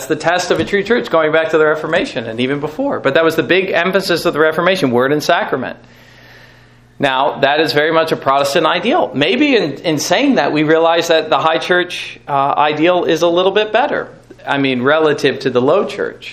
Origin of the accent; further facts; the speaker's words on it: North Carolina, United States; I grew up in North Carolina.